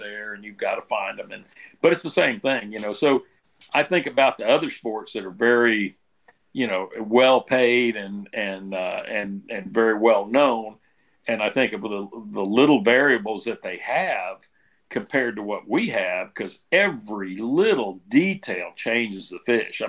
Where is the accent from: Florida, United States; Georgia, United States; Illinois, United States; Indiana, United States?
Florida, United States; I'm born and raised in Florida rather than Louisiana.